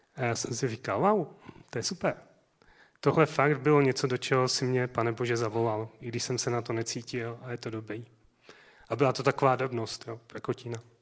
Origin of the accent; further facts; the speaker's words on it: South Moravian Region, Czechia; moved away; Můj rodný dům je na Jižní Moravě